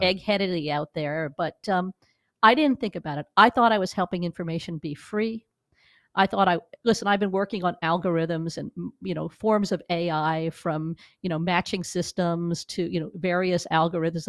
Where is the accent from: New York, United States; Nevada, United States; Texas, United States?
New York, United States; moved away as an adult; also born or lived in Missouri; now in Los Angeles, United States; I'm a New Yorker who came here twenty years ago